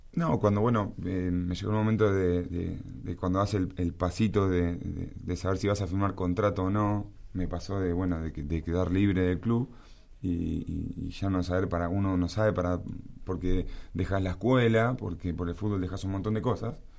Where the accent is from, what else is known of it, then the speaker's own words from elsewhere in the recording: La Plata, Buenos Aires Province, Argentina; en mi ciudad, en La Plata, este, mis abuelos tanos, casa grande